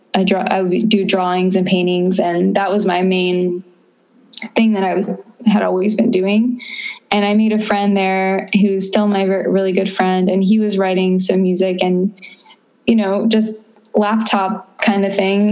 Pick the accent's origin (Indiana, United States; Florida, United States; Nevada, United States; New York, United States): Florida, United States; moved away as an adult; also born or lived in Austin, Texas; I am from Florida